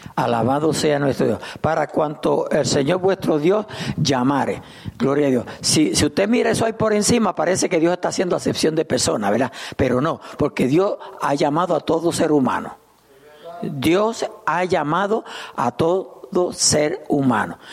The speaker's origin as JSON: {"language": "Spanish", "country": "Puerto Rico", "moved": "yes", "lives_now": "Souderton, United States", "said": "Yo soy puertorriqueño"}